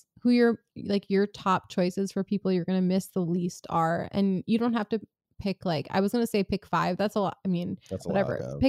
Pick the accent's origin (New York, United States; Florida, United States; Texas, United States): New York, United States; New York City; I grew up in New York City